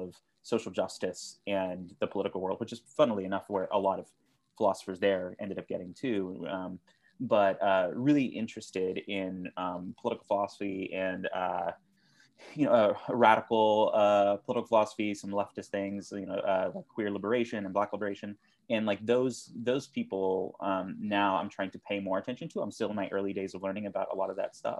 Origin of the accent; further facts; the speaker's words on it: South Texas, United States; also born or lived in Austin, Texas; I'm originally from South Texas